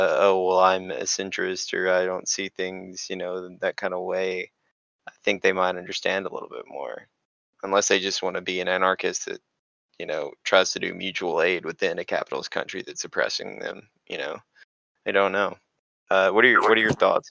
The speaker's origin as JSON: {"language": "English", "country": "United States", "said": "being an American and just having British ancestry"}